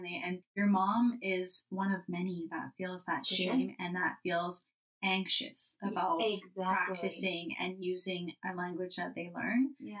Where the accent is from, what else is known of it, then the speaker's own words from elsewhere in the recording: Western Canada, Canada; accent: French; moved away; also born or lived in Quebec; I grew up, you know, in Western Canada, as I said, with a French accent.